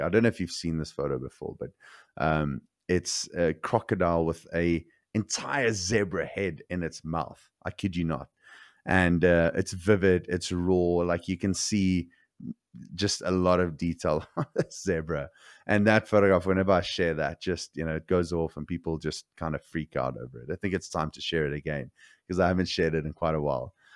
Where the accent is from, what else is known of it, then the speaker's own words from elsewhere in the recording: South Africa; growing up in South Africa